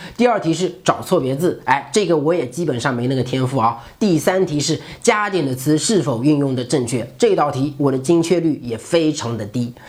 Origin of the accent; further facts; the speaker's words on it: China; 但是在中国，我们只要分数高就能够进名校